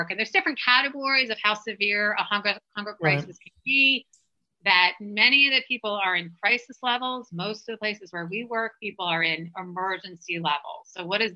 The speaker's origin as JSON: {"language": "English", "town": "Philadelphia", "region": "Pennsylvania", "country": "United States", "tie": "born or raised there", "said": "I grew up in Philadelphia, so that's not so far from D.C."}